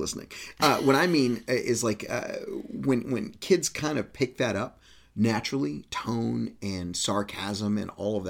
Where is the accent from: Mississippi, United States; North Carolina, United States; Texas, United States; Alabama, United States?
Texas, United States; moved away; where I grew up in Texas, men never stood very close to one another.